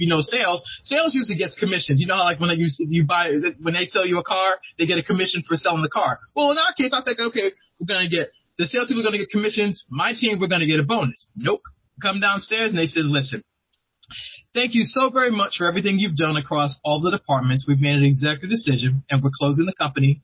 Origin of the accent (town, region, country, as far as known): Boston, Massachusetts, United States; now in Maryland, United States